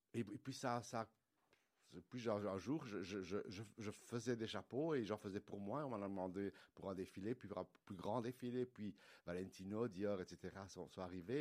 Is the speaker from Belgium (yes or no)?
yes; Liège, Wallonia, Belgium; je suis de Liège. En fait, mon père est arrivé en Belgique pour travailler dans les mines à Liège dans les années 50. Euh, et, voilà, je suis né en Belgique